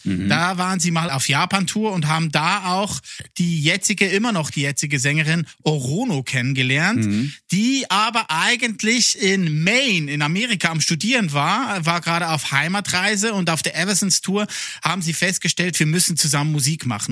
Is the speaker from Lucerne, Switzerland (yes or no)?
yes; Lucerne, Switzerland; first language Swiss German; German is a second language; in der Innerschweiz, da wo ich herkomme, Luzern